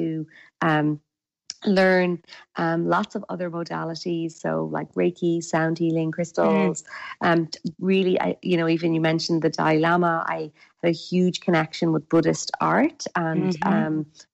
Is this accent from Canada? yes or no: no; west coast of Ireland, Ireland; accent: Irish; I'm actually Irish, so my accent is Irish, and I'm from the west coast of Ireland.